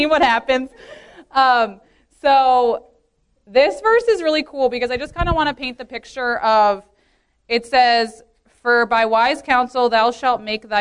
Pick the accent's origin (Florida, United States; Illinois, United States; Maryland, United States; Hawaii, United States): Maryland, United States; Baltimore; I grew up in the Baltimore church as well as a second generation in the church